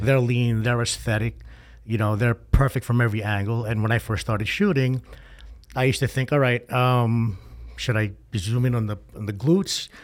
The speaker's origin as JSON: {"language": "English", "region": "New York", "country": "United States", "moved": "yes", "said": "I'm originally from New York"}